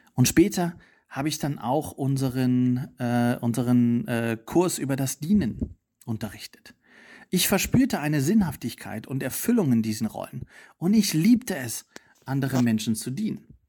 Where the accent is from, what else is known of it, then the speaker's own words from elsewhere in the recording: East Germany, Germany; also born or lived in Potsdam / Italy; now in Berlin, Germany; Ich bin in Ostdeutschland aufgewachsen, in einer nichtchristlichen Familie